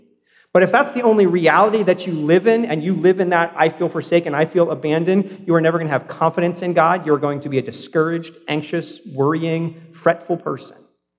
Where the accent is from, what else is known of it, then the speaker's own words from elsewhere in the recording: South Carolina, United States; born there; So I was born in South Carolina. I don't have much of the South still in me, but I can still do a good y'all, right?